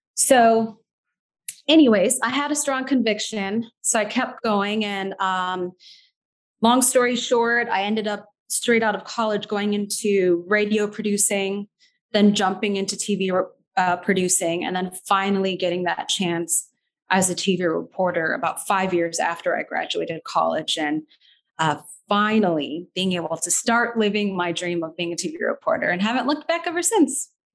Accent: Naperville, Illinois, United States; also born or lived in Skokie, Illinois / Doha, Qatar / Chicago; I was born in Skokie, actually. Um, grew up in the Naperville area.

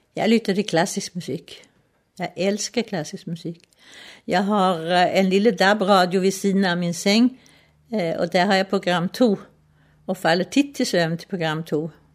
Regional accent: Stockholm, Stockholm County, Sweden; Danish is a second language; moved away as an adult; now in Rungsted, Denmark; Jeg er født i Stockholm i 1928

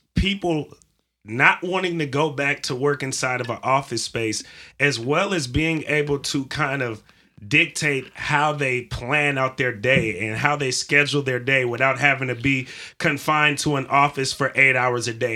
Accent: California, United States; I'm from California

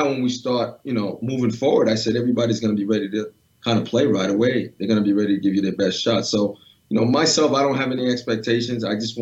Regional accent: New England, United States; growing up in New England

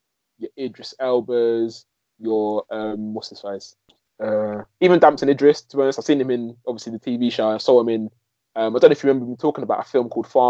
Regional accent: United Kingdom; I'm British.

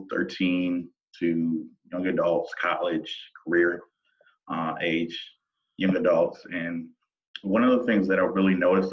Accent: Toledo, Ohio, United States; I grew up in Toledo, Ohio, raised by great parents

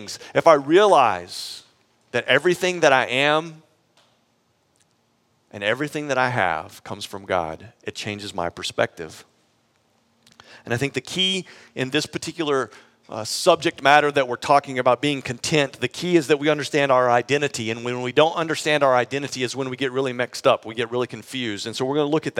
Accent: Texas, United States; moved away; I actually grew up in Texas, though I haven't lived in Texas until we moved to Austin in a really long time, but I grew up in Texas

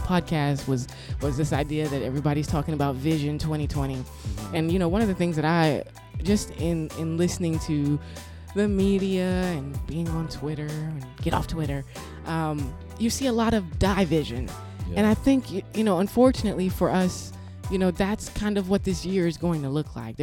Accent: Texas, United States; I'm a Texan

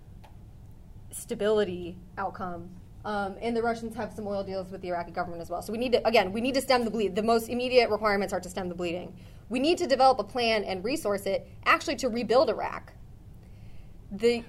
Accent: rural Minnesota, United States; moved away; my hometown, rural Minnesota

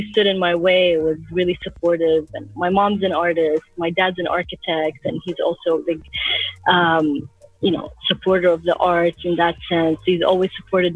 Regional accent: Abu Dhabi, United Arab Emirates; moved away; also born or lived in Iraq (ancestry) / Canada; I grew up in Abu Dhabi

